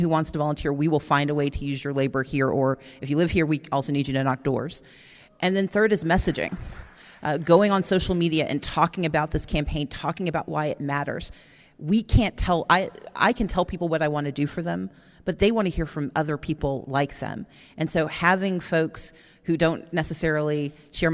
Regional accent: Mississippi, United States; I'm from Mississippi

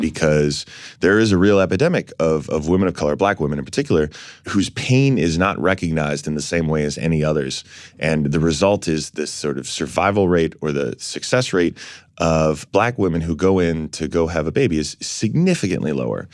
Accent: New York City, New York, United States; I was born down here in San Francisco's hospital here in New York

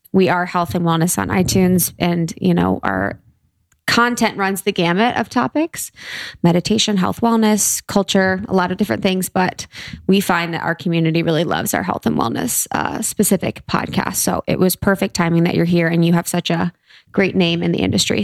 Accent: Mason, Ohio, United States; also born or lived in Cincinnati; I'm from Ohio, so I'm from Cincinnati

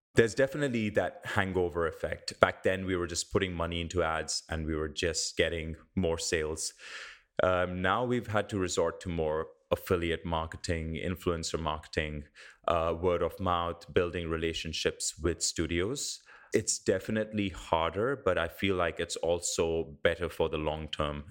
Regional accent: India; now in New Zealand; I grew up in India

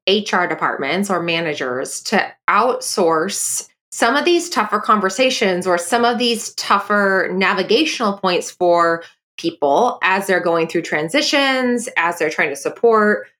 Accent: Bay Area, Silicon Valley, California, United States; I'm from the Bay Area, I'm from the Silicon Valley

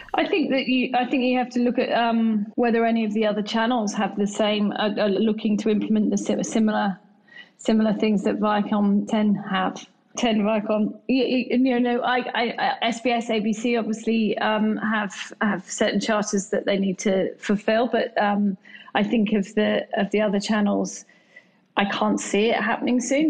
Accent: England, United Kingdom; now in Australia; Being English myself

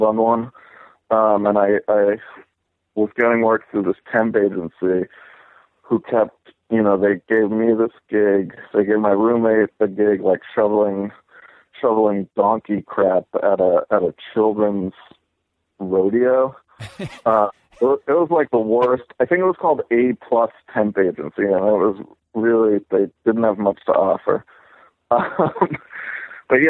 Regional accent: Boston, Massachusetts, United States; moved away as an adult; also born or lived in Austin; I'm from Boston.

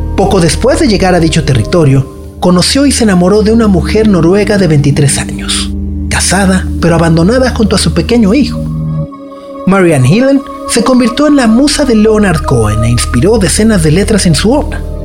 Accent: Mexico; nosotros como mexicanos

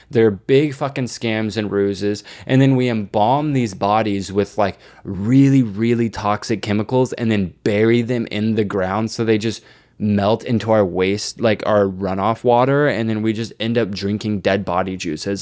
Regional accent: Texas, United States; I grew up in Texas

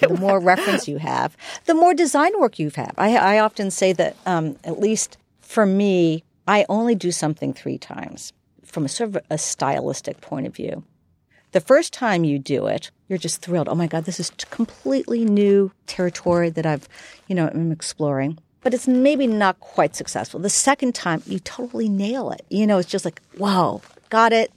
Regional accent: New York, United States; moved away as an adult; now in San Francisco, United States; growing up in New York

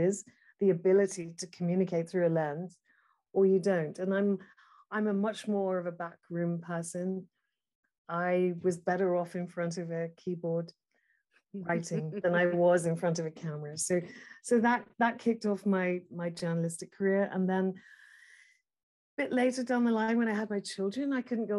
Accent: United Kingdom

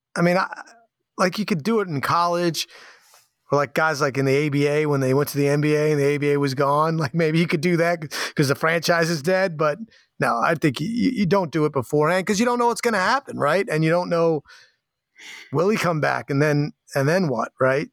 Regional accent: East Coast, United States; now in Portland, United States; growing up on the East Coast

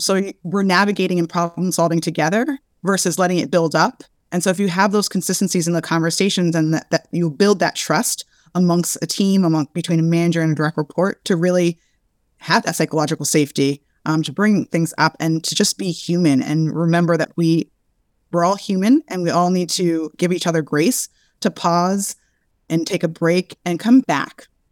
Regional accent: Brooklyn, New York, United States; I am born and raised in Brooklyn

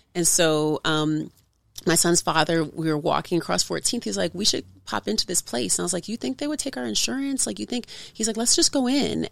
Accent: Oakland, California, United States; from Oakland, California

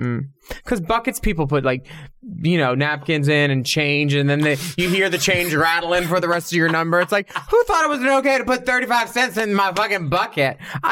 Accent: United States; I felt embarrassed to be an American.

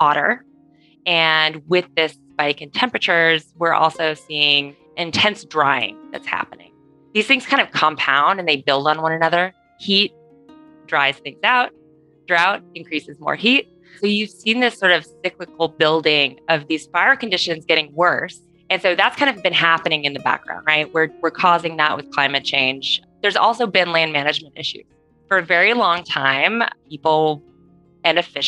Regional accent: California, United States; as a Californian

